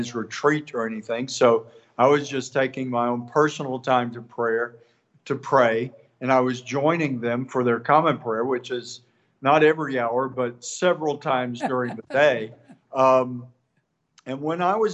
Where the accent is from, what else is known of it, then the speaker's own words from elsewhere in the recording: East Texas, United States; from East Texas